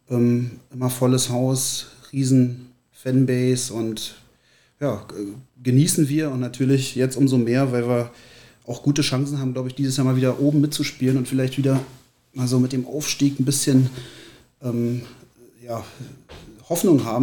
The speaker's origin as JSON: {"language": "German", "region": "Berlin", "country": "Germany", "tie": "born or raised there", "said": "1978, kurz nach meiner Einschulung, nach Berlin gezogen. Und ähm, fühle mich deshalb auch als Berliner"}